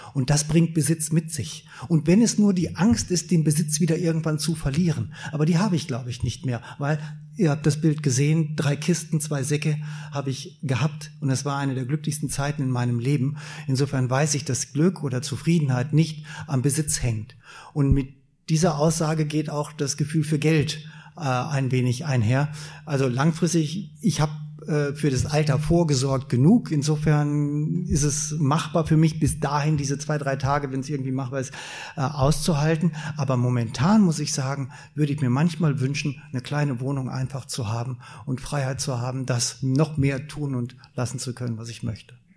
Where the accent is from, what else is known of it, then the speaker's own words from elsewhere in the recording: Germany; als Deutscher